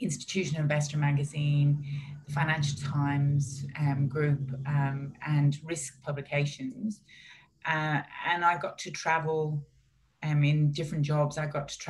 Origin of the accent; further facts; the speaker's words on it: Ireland; growing up in Ireland